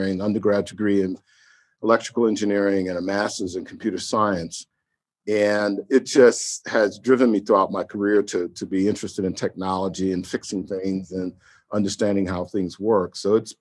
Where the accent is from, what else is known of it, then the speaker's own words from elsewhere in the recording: New York City, New York, United States; I grew up in Harlem in the late 60s and early 70s in the Grant Projects